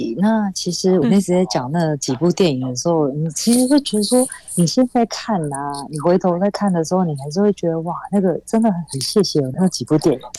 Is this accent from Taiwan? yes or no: yes; Zhushan, Nantou County, Taiwan; now in Taipei, Taiwan; 虽然我人在台北工作，但是我看到啊南投竹山淹水淹大水耶，我就会想到哈我的家乡现在的状况怎么样？